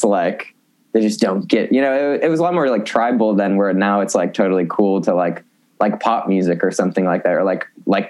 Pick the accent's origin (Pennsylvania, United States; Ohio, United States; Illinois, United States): Illinois, United States; Buffalo Grove; I'm from Buffalo Grove